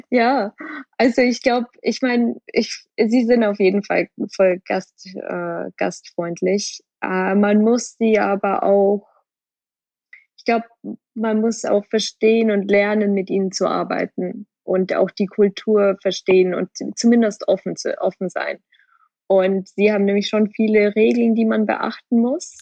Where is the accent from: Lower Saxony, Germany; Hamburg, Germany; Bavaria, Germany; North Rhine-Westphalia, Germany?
Bavaria, Germany; moved away as an adult; now in Hong Kong; Es ist schon immer noch meine, meine Heimat